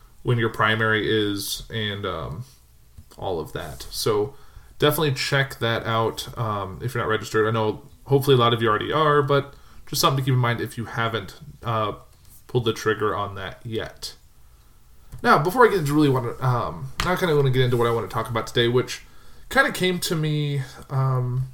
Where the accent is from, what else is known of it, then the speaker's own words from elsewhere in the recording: Illinois, United States; I'm from Illinois